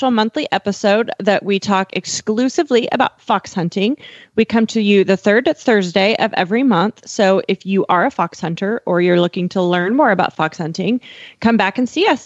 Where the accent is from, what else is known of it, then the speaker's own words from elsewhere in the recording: Ocala, Florida, United States; I am Coach … from Ocala, Florida.